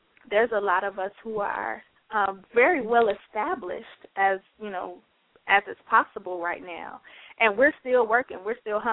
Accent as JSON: {"language": "English", "town": "Chicago", "region": "Illinois", "country": "United States", "moved": "as an adult", "lives_now": "Atlanta, United States", "said": "I'm a poet from Chicago."}